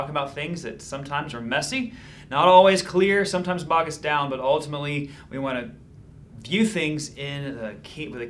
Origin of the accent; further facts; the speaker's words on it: Georgia, United States; now in Niceville, United States; I'm from Georgia.